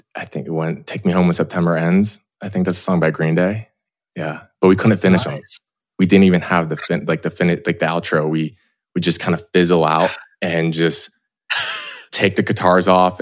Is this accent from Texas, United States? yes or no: no; Clearwater, Florida, United States; moved away as an adult; I grew up in Clearwater, Florida, like in Knox Beach